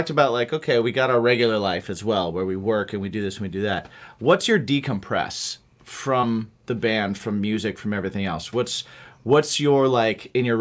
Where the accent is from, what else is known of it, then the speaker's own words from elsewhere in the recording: Midwest, United States; moved away; also born or lived in New York; I grew up around lakes and everything because I grew up in the Midwest. And once I moved out to New York